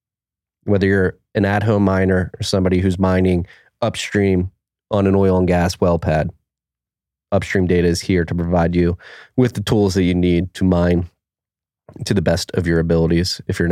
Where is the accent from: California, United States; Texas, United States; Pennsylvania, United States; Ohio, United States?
Pennsylvania, United States; Philadelphia; I have a Philly. I'm from Philly.